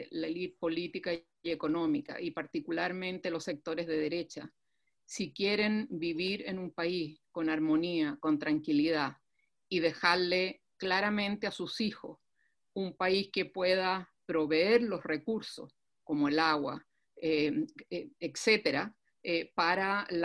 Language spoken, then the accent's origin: Spanish; Chile; el patrimonio del cual vivimos como chilenos, que es nuestro territorio nacional, sino que al mismo tiempo restaurar y recuperar una convivencia que hoy día en Chile está totalmente destruida